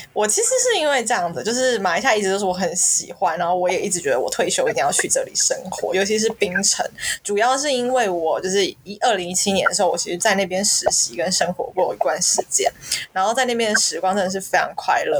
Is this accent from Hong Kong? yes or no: no; Taiwan; also born or lived in Shanghai, China; now in Malaysia; 我们身为台湾人